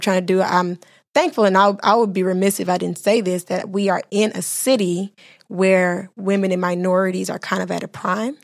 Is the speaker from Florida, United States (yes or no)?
yes; Miami, Florida, United States; also born or lived in Bahamas; I was raised in Miami, Florida, but I'm from the Bahamas and my mother's from Haiti